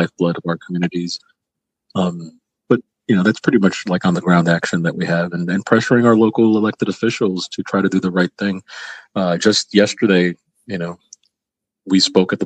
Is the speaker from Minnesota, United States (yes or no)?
no; New York City, New York, United States; growing up in the South Bronx. I grew up on a block where half the block was desolate